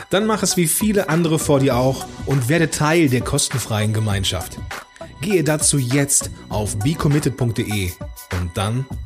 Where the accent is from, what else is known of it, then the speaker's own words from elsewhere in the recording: Düsseldorf, North Rhine-Westphalia, Germany; ich komme aus Düsseldorf ursprünglich